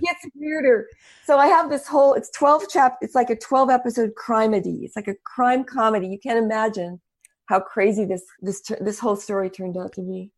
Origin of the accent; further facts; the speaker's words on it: El Paso, Texas, United States; moved away; also born or lived in New York; I was born in El Paso, Texas, and I spoke Spanish fluently, and I w, lived in the desert